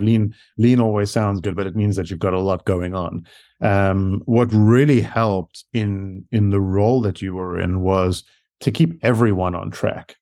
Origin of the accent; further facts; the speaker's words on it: South Africa; accent: South African; moved away as an adult; now in United States; I actually moved to the U S from South Africa. So that's where my accent comes from.